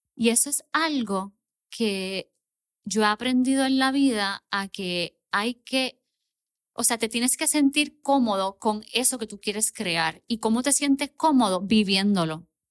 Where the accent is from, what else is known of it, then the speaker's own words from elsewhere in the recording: Puerto Rico; also born or lived in Miami, Florida; yo soy puertorriqueña